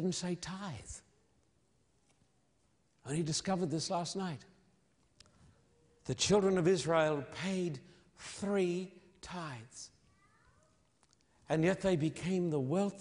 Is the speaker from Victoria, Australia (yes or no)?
no; Sydney, New South Wales, Australia; my hometown of Sydney